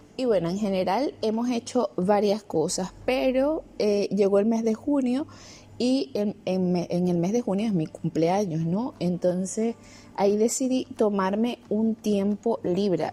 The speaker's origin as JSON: {"language": "Spanish", "country": "Venezuela", "moved": "yes", "lives_now": "Germany", "said": "tenía seis años sin visitar mi país y al final pude visitar mi país"}